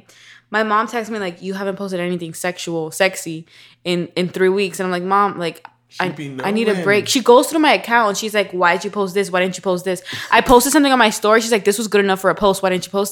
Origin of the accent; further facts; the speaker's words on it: Miami, Florida, United States; I'm from Miami